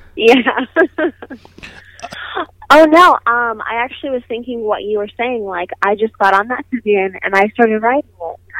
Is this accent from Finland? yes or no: no; Nevada, United States; I was born in Nevada